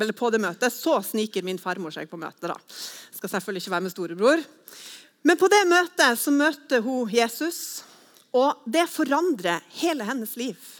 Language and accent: Norwegian; Northern Norway, Norway; moved away as an adult; now in Sandnes, Norway; jeg er fra en annen landsdel. Men eh, jeg er egentlig fra Nord-Norge, men flytta hit da for 15 år siden